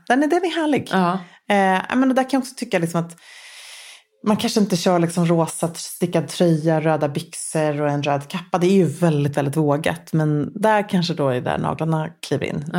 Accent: Luleå, Norrbotten County, Sweden; jag växte upp i Luleå

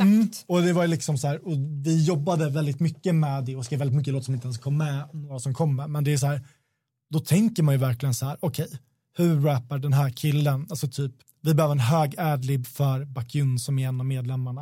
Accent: Sweden; vi är svenskar

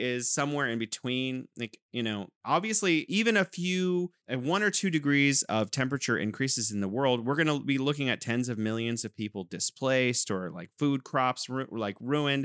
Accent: California, United States; moved away as an adult; now in Wuhan, China; I'm originally from California, but now I'm living in beautiful Wuhan, China.

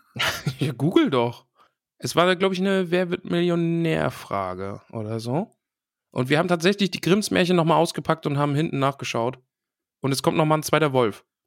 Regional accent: East Germany, Germany; Ich bin ja aus dem Osten.

